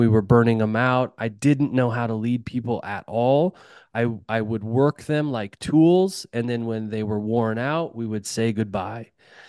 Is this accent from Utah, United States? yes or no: yes; Utah, United States; You know, there's a lot to tell, but I grew up in Utah, as I talked about, and I grew up with a dad that worked construction, hung drywall.